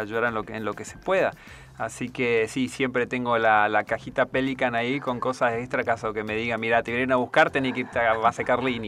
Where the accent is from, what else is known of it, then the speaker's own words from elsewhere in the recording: Puerto Esperanza, Misiones, Argentina; moved away as an adult; also born or lived in Corrientes / Antarctica; Soy oriundo de ahora una ciudad, sería Puerto Esperanza, en la provincia de Misiones